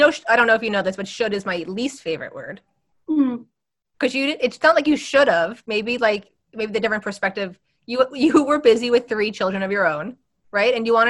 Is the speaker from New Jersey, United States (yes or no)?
yes; West Orange, New Jersey, United States; I grew up here. I grew up in West Orange, not like Jersey City.